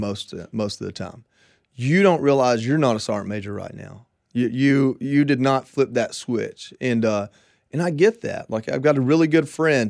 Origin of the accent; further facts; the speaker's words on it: Georgia, United States; moved away as an adult; also born or lived in Hawaii; I'm from Georgia